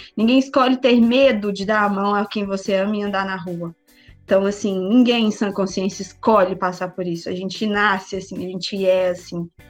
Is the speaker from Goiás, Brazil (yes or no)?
no; Betim, Minas Gerais, Brazil; sou daqui de Betim, cidade vizinha de Belo Horizonte, nascido e criado por aqui mesmo